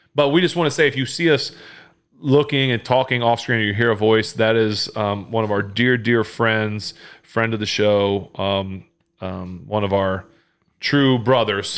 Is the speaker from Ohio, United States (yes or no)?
yes; Findlay, Ohio, United States; moved away; where I grew up in Findlay, people were huge Ohio State fans